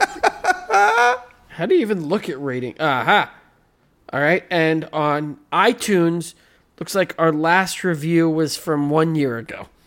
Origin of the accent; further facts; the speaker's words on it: United States; I'm American